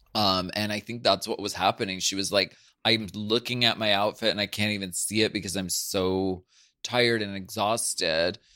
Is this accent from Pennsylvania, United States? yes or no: yes; Erie, Pennsylvania, United States; I'm from Erie, Pennsylvania.